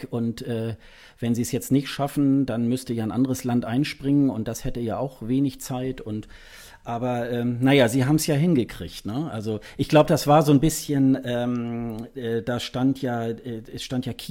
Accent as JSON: {"language": "German", "region": "Hamburg area", "country": "Germany", "tie": "born or raised there", "also_born_or_lived": "Hildesheim", "said": "ist eigentlich meine Geburtsstadt, ich bin da geboren und so die ersten zwei Jahre meines Lebens bin ich da sozusagen habe ich da gelebt mit meinen Eltern. Wir sind dann irgendwie in die Nähe von Hamburg dann gezogen."}